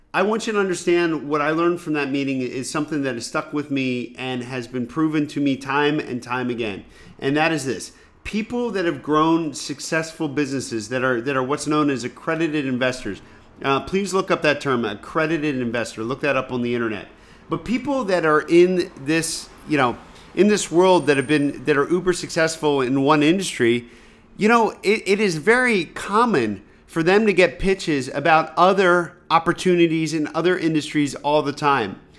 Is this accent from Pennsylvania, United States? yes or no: yes; rural Pennsylvania, United States; growing up in rural Pennsylvania, I didn't know anybody who had money